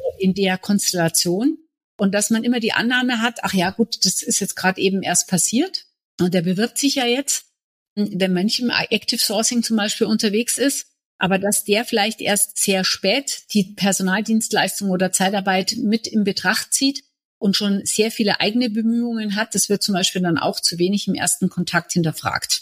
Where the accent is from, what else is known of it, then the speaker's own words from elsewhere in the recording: Munich, Bavaria, Germany; Ich bin gebürtige Münchnerin